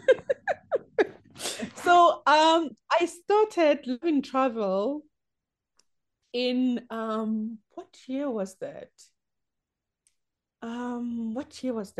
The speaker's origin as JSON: {"language": "English", "region": "Limpopo", "country": "South Africa", "said": "I'm from Limpopo, and Limpopo is the heart of safari"}